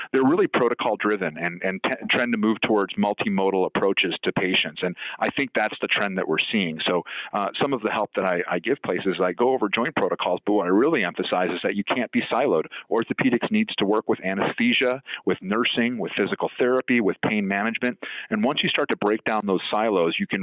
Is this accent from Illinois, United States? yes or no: yes; Chicago, Illinois, United States; I was born here in the United States and grew up in Chicago